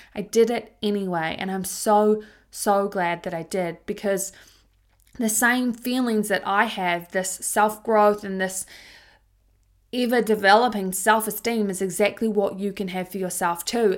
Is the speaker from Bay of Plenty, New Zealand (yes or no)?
yes; Tauranga, Bay of Plenty, New Zealand; When I was a teenager growing up in Tauranga, New Zealand